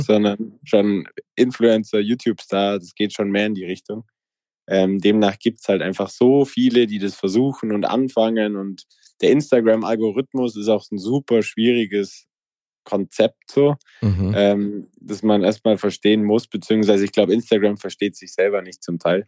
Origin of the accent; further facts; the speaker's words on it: Allgäu, Bavaria, Germany; ich komme aus dem Allgäu, mein Dorf hat 80 Einwohner und 2000 Kühe.